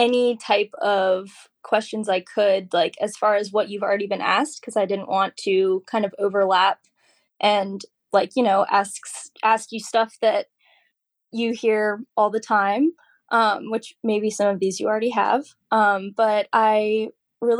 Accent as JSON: {"language": "English", "region": "Virginia", "country": "United States", "also_born_or_lived": "Kentucky", "moved": "yes", "lives_now": "Reddick, Florida, United States", "said": "I'm originally from Virginia. I am based in Reddick, Florida"}